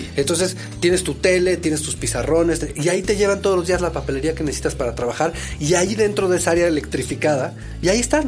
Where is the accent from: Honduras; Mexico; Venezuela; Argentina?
Mexico; soy mexicano, soy director